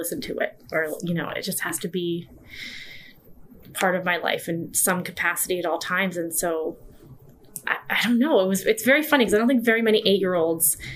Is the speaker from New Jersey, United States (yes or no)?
no; New York, United States; moved away as an adult; now in Chicago, United States; I'm from New York